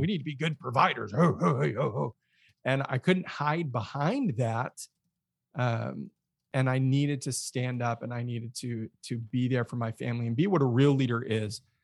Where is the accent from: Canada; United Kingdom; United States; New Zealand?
United States; Mesa, Arizona; grew up in Arizona, Phoenix area, specifically Mesa. Um, kinda born and raised